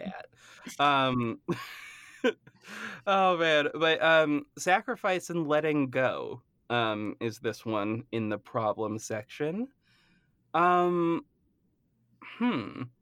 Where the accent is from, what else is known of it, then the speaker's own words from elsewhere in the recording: Massachusetts, United States; I am from Massachusetts